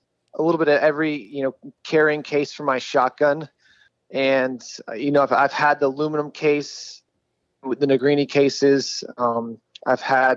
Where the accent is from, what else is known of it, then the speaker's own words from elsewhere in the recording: Dallas, Texas, United States; I'm from Dallas, Texas. I shoot here at the Dallas Gun Club